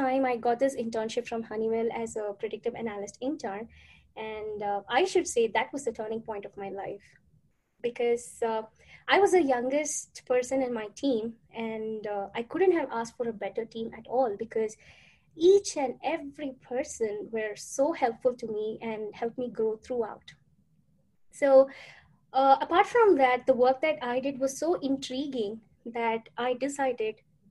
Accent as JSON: {"language": "English", "town": "Coimbatore", "region": "Tamil Nadu", "country": "India", "first_language": "Tamil", "second_language": "English", "moved": "as an adult", "lives_now": "United States", "said": "I'm from India. To be precise, a town called Coimbatore from Tamil Nadu"}